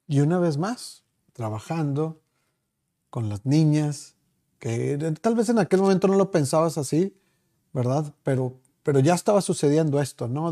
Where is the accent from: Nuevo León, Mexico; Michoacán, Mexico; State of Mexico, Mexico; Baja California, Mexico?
Nuevo León, Mexico; Monterrey; seguimos siendo los regios